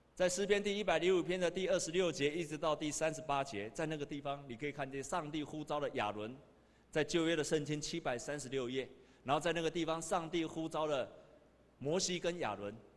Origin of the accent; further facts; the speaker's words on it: Taiwan; 我们台湾人